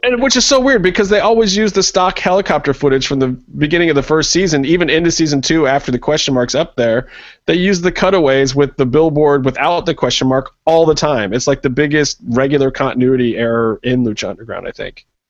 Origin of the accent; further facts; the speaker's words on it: Cleveland, Ohio, United States; Cleveland, my hometown